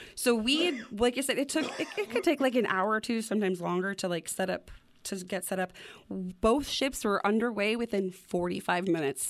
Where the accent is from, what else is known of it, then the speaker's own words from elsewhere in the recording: Wyoming, United States; growing up in Wyoming, like, the clear skies